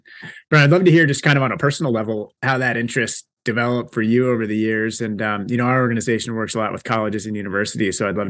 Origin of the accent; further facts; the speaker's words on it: Boston, Massachusetts, United States; I'm from Boston, so Sox, born and bred.